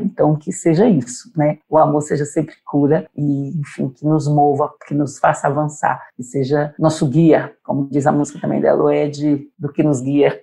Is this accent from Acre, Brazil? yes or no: yes; Acre, Brazil; daqui da minha terra